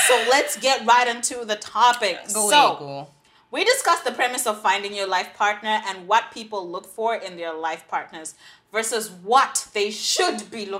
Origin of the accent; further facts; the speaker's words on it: Zimbabwe; growing up in Zimbabwe, of course, if you didn't know, now you know, I'm a Zimbabwean.